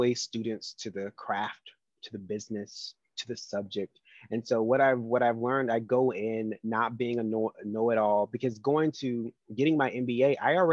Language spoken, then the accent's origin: English; the South, United States; I'm a Southerner